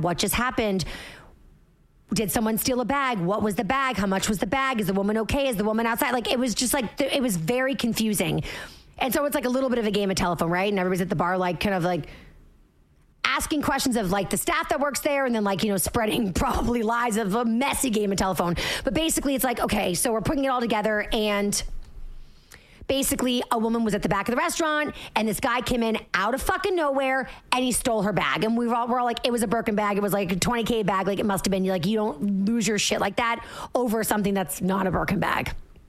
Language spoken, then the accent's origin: English; New York, United States; So I'm a New Yorker. I've had like unhinged people literally throw things at me on the subway.